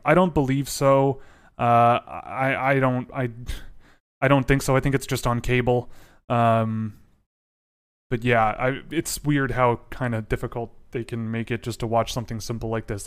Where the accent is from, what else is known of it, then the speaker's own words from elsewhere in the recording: Toronto, Ontario, Canada; I was born in Toronto. I was raised in Toronto.